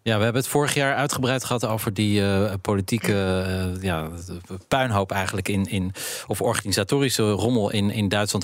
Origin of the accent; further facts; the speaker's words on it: Zeeland, Netherlands; ik kom uit Zeeland